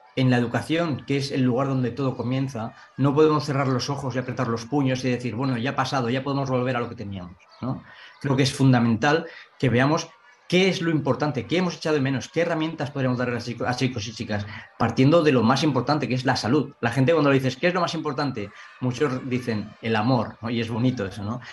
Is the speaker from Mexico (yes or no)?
no; Ainzón, Aragon, Spain; soy de Zaragoza, pero soy de un pequeño pueblo de Zaragoza que se llama Ainzón